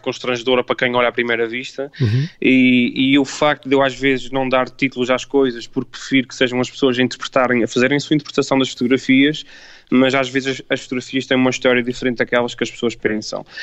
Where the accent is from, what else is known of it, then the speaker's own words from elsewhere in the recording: Azores, Portugal; eu sendo açoriano